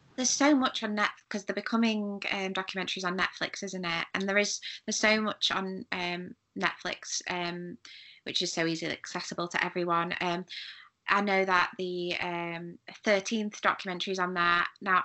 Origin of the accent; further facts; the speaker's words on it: United Kingdom; as a British person